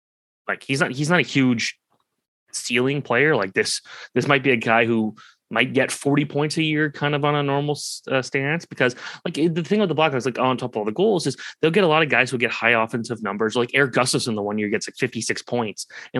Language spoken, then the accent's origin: English; Oakville, Ontario, Canada; growing up in Oakville